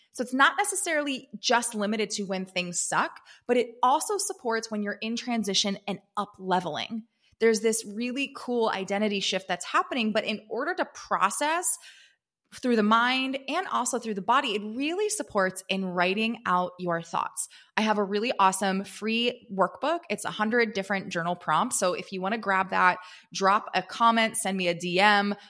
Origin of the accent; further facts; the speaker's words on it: East Coast, United States; now in California, United States; I grew up on the East Coast, and now I live in California